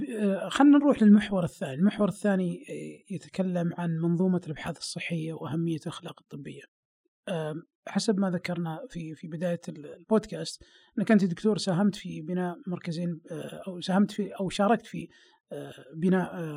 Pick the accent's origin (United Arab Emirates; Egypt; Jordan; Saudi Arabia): Saudi Arabia; عندنا في السعوديه